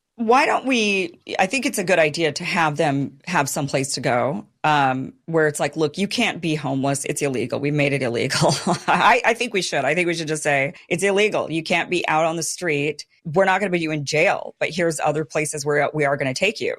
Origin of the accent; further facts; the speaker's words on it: Boise, Idaho, United States; moved away; Boise, my hometown